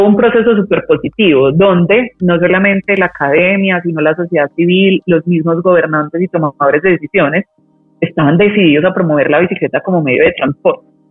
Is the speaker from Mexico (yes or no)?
no; Medellín, Antioquia, Colombia; moved away as an adult; also born or lived in Europe; yo nací en Medellín